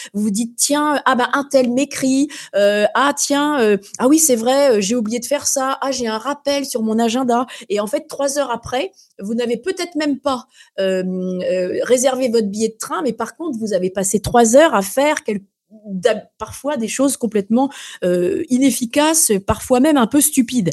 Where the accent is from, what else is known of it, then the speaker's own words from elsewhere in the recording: France; chez nous en France